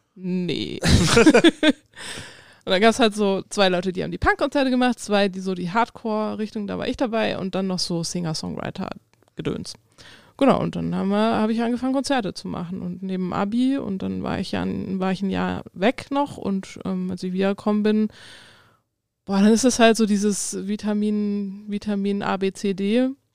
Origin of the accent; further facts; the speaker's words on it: Darmstadt, Hesse, Germany; moved away; ich komme ja ursprünglich aus Darmstadt bei Frankfurt